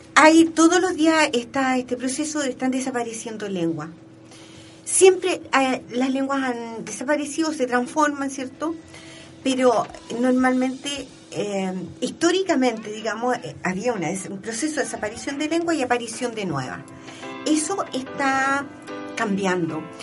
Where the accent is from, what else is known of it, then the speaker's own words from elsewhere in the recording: Chile; yo soy una chilena actual, que trabajo en la universidad